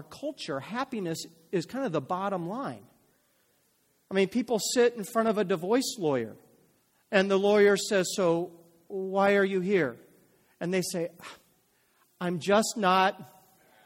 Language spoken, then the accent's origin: English; United States; I'm an American